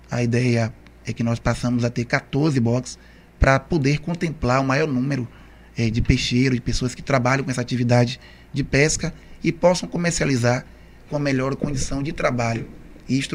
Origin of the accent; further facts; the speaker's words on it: Camaçari, Bahia, Brazil; Na verdade, Morivaldo, é assim, eu nunca saí de Camaçari, é.